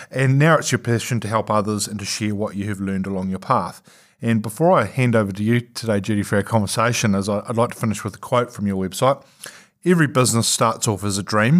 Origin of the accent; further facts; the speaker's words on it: New Zealand; some of us Kiwis who are a little bit insular